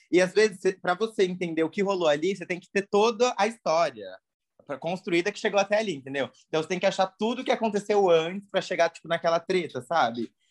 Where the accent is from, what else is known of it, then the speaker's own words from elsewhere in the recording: Paraná, Brazil; moved away as an adult; now in São Paulo, Brazil; Sou do Paraná, sou paranaense, mas moro em São Paulo.